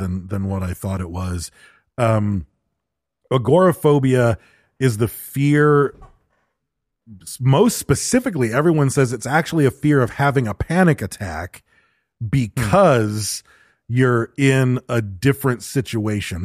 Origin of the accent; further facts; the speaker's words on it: Michigan, United States; growing up in Michigan